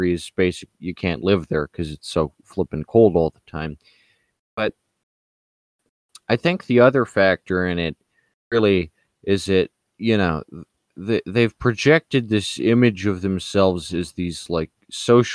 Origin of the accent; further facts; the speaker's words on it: United States; I'm American. I have to deal with being American.